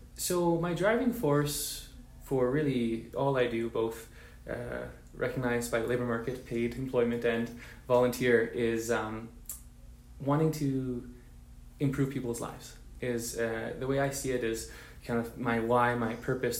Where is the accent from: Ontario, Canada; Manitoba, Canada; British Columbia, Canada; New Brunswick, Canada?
British Columbia, Canada; Vancouver; I come from Vancouver, British Columbia, Canada, to born to Mexican parents